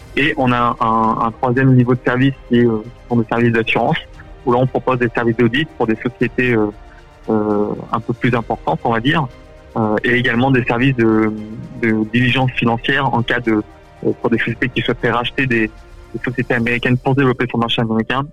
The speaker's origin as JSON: {"language": "French", "country": "France", "moved": "yes", "lives_now": "United States", "said": "nous, en tant que Français"}